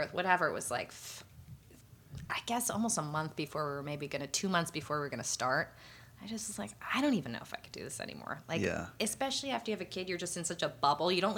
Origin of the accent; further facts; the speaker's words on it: New Jersey, United States; moved away as an adult; also born or lived in New York City; now in Los Angeles, United States; I grew up in New Jersey